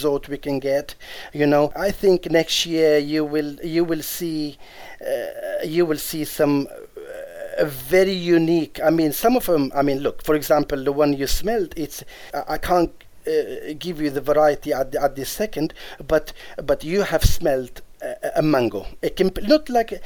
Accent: Djerba, Medenine, Tunisia; I come from Djerba, which is an island of Djerba

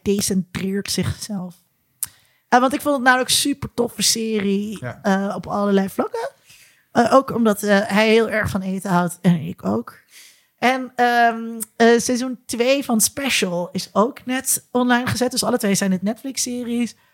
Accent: Netherlands; als Nederlanders

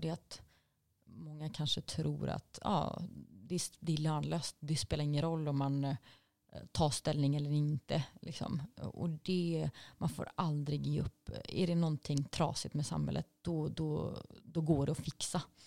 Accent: Gothenburg, Västra Götaland, Sweden; när jag växte upp i Angered

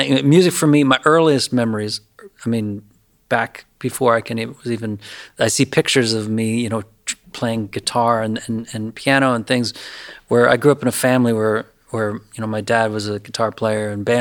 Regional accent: Lewisburg, Pennsylvania, United States; moved away; I grew up in Lewisburg, which is a beautiful little Victorian river town in north central Pennsylvania

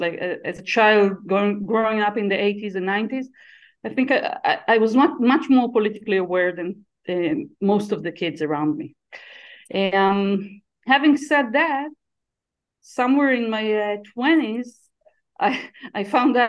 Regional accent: around Tel Aviv, Tel Aviv District, Israel; I was born and raised around Tel Aviv in Israel

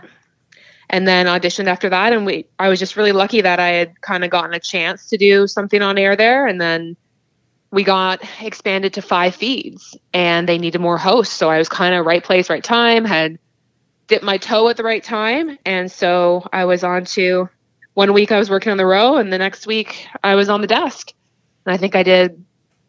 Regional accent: Cambridge, Ontario, Canada; I'm actually from Cambridge, so about an hour west of Toronto

